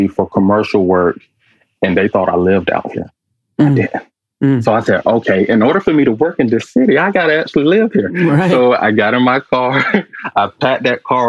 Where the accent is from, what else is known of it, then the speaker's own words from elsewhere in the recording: Atlanta, Georgia, United States; moved away as an adult; also born or lived in Durham, North Carolina / Charlotte, North Carolina; now in Los Angeles, United States; I was born in Durham, North Carolina, raised in Atlanta